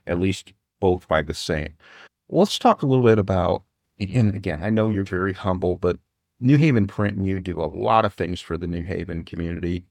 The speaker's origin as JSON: {"language": "English", "town": "Fort Wayne", "region": "Indiana", "country": "United States", "tie": "born or raised there", "said": "I grew up in Continental Park"}